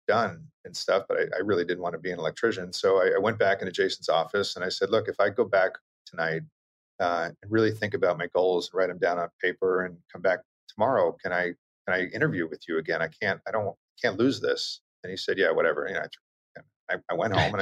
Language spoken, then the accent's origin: English; Long Island, New York, United States; moved away; I grew up on Long Island